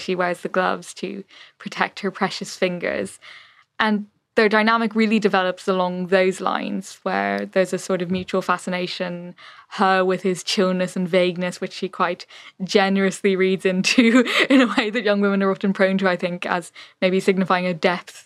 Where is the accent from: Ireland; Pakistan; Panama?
Ireland; moved away as an adult; also born or lived in London; now in Berlin, Germany; growing up in the Ireland that I did